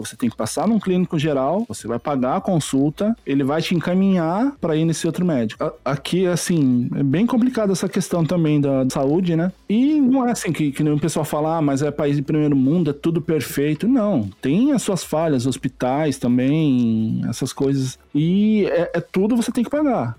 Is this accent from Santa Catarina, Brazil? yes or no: no; Jacareí, São Paulo, Brazil; moved away as an adult; Jacareí, que é a minha cidade natal, onde meus pais moravam